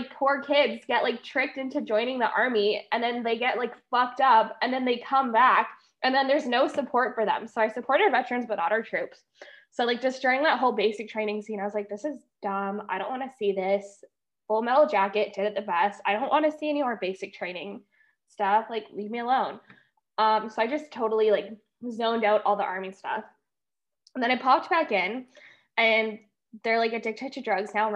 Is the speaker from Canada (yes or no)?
yes; Canada; As an Anglo-Canadian